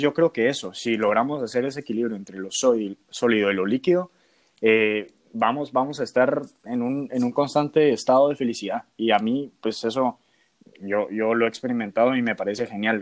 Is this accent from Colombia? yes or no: no; Guatemala; moved away as an adult; cuando me fui de Guatemala la primera vez